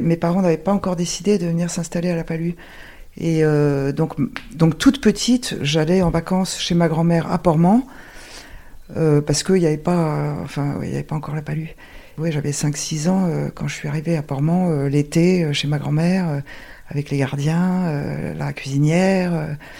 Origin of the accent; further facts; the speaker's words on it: Paris, Île-de-France, France; je suis née à Paris et, toute mon enfance, c'était toutes les vacances scolaires à Porcro